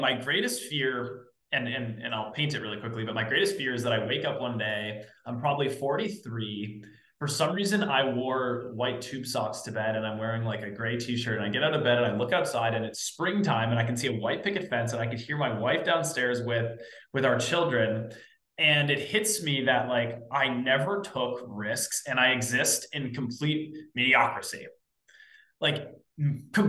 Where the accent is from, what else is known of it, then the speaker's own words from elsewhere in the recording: East Coast, United States; I'm from the East Coast, youngest of 3 siblings.